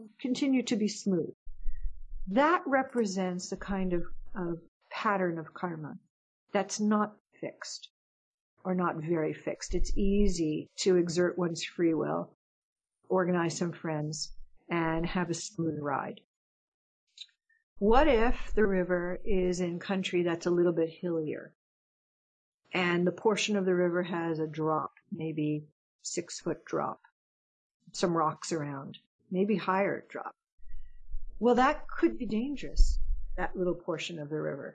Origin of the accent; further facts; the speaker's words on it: United States; I'm an American.